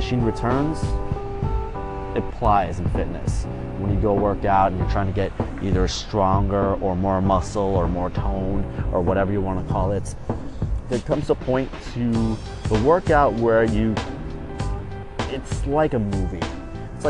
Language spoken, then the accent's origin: English; Chicago, Illinois, United States; my hometown team, the Chicago Bears.